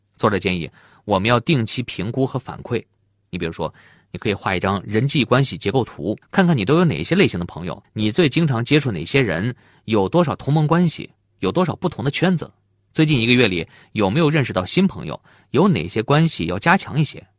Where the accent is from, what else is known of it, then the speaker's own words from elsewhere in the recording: China; 我们中国人常说见面三分亲